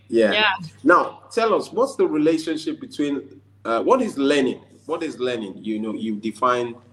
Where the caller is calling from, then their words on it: Lagos, Nigeria; I'm speaking from Lagos, Nigeria.